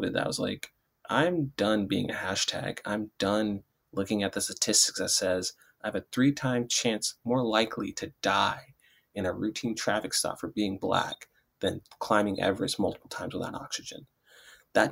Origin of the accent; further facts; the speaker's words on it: Detroit, Michigan, United States; I was born in Detroit